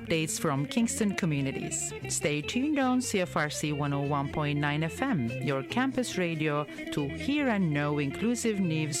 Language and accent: English; Turkey; And I am from Turkey.